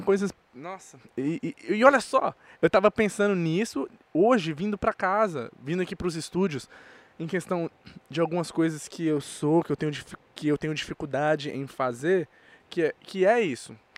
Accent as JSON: {"language": "Portuguese", "country": "Brazil", "tie": "born or raised there", "also_born_or_lived": "United States", "said": "Eu nasci na América e meu, minha certidão do Brasil de nascimento tá registrado com seis meses. Oh. Então, com seis meses, eu já estava no Brasil"}